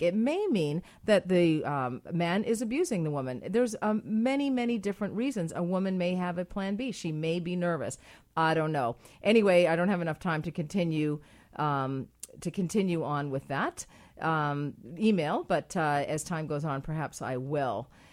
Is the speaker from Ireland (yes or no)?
yes; Ireland; now in Canada; I'm Irish